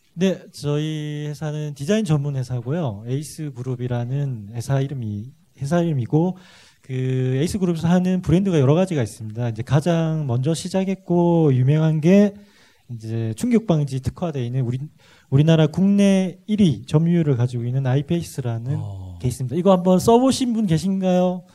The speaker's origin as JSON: {"language": "Korean", "region": "Busan", "country": "South Korea", "tie": "born or raised there", "moved": "as an adult", "lives_now": "Seoul, South Korea", "said": "부산 출신이고요. 부산에서 아. 태어났고 지금 서울에 온 지 한 7년 차인데"}